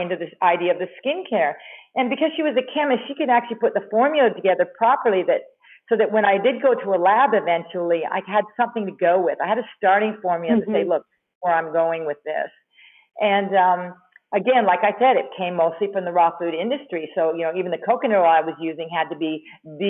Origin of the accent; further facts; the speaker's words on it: Canada; moved away; also born or lived in New York; I'm originally from Canada, but I was working in New York